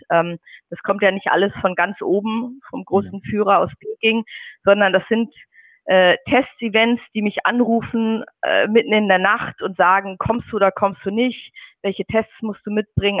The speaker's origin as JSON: {"language": "German", "region": "Schleswig-Holstein", "country": "Germany", "moved": "as an adult", "lives_now": "Beijing, China", "said": "Ich komme auch aus dem Norden. Also in Schleswig-Holstein gibt es ja bekanntlich keine Berge"}